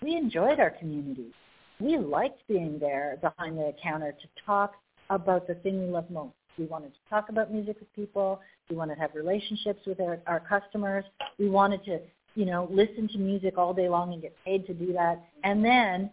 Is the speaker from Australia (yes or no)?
no; Winnipeg, Manitoba, Canada; I'm from Canada, Peg Canada, Winnipeg, a Winnipegan